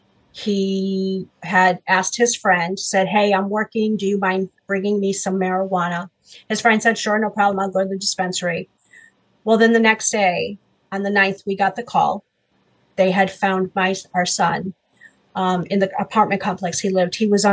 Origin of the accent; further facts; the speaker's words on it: Massachusetts, United States; also born or lived in Paris, France; So I'm from Massachusetts. I was not born in this country. I was actually born in Paris, France. So I have dual citizenship. Moved here to Massachusetts because a lot of my family is here.